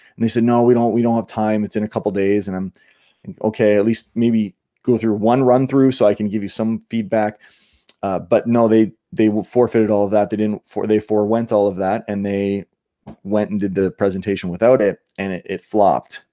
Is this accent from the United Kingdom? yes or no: no; Niagara Falls, Ontario, Canada; also born or lived in Australia / New York / California; now in United States; I grew up in Canada, near, in Niagara, near Niagara Falls